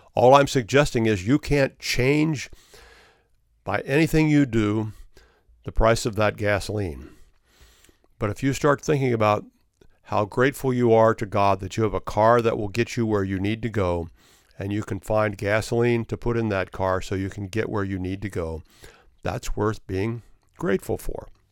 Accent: Florida, United States; my home state of Florida

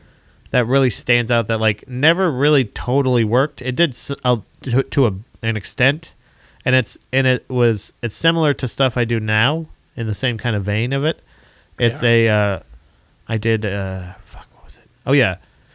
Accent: Florida, United States; I grew up in Florida across the street from a factory, right?

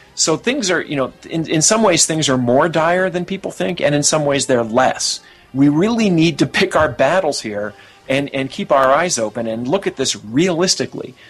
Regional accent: United States; I'm an American

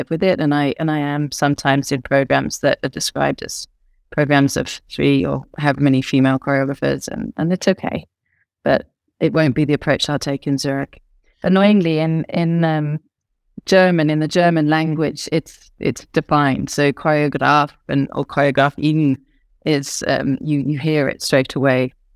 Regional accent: United Kingdom; I'm British

